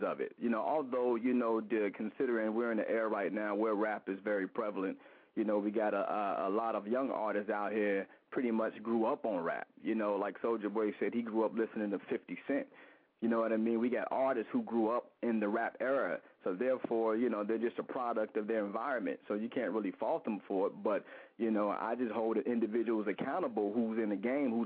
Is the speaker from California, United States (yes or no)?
no; Cincinnati, Ohio, United States; moved away as an adult; also born or lived in Youngstown, Ohio; now in Louisville, United States; raised in Cincinnati, Ohio. Moved to the Natty when I was about 5 or 6 years old